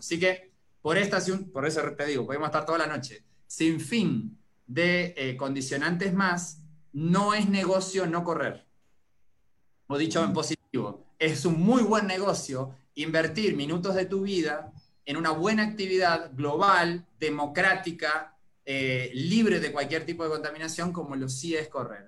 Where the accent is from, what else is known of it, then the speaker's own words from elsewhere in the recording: Uruguay; moved away as an adult; now in Costa Rica; Soy originario de Uruguay